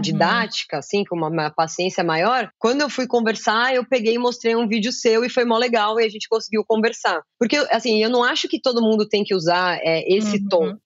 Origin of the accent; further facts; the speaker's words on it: Brazil; como brasileira